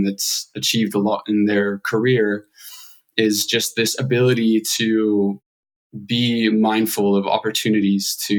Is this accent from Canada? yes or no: no; Scotland, United Kingdom; accent: Scottish; moved away as an adult; also born or lived in Edinburgh; now in Los Angeles, United States; I grew up in a small village of about 400 individuals, and grew up pretty poor, pretty like limited resources financially, pretty poverty stricken area in Scotland